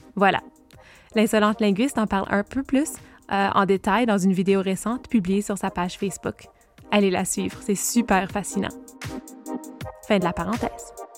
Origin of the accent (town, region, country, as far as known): Brockville and Ottawa, Ontario, Canada; moved away as an adult